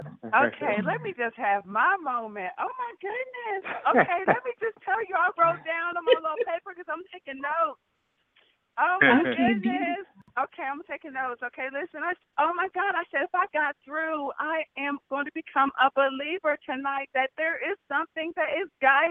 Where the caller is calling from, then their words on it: Ohio, United States; And I am calling from Ohio, home